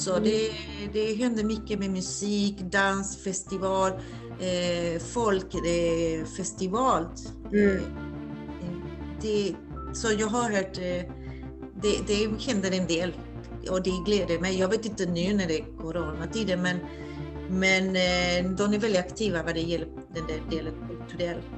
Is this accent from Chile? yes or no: yes; Valparaíso, Chile; now in Gothenburg, Sweden; att du hamnade i Valparaiso och lärde känna min, mitt hemstad